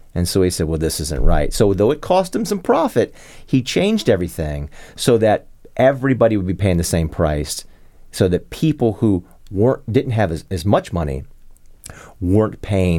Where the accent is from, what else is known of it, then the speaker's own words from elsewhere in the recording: Arlington, Virginia, United States; I grew up in South Arlington.